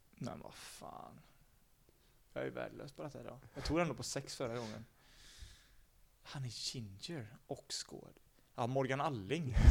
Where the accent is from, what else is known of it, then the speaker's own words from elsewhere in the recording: Sweden; vi är svenskar